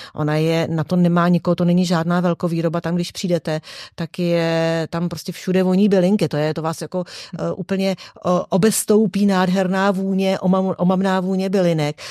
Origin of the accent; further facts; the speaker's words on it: České Budějovice, South Bohemian Region, Czechia; also born or lived in Prague; sice pracuji v Praze, ale jsem z Českých Budějovic